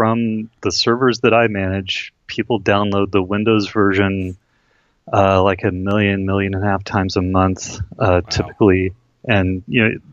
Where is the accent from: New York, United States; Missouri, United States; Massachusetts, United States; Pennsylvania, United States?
Missouri, United States; Kansas City; now in California, United States; I grew up in Kansas City on the south side of town and on the Missouri side